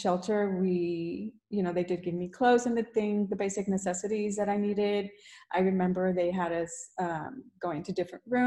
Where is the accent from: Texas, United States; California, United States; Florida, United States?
Texas, United States; Houston; I was born and raised here in Houston, Texas